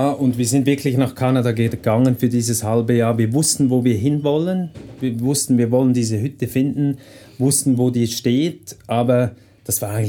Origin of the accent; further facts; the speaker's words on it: Switzerland; jedes Pferd, das halt bei uns in der Schweiz rumsteht, das ist zahm.